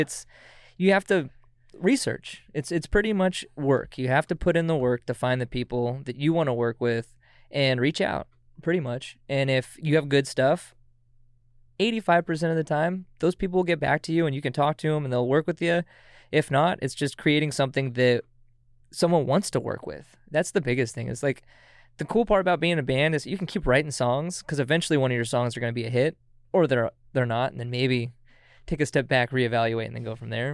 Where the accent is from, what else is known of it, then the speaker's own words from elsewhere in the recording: Auburn, Washington, United States; now in Everett, United States; originated from Auburn, Washington, but I live out in Everett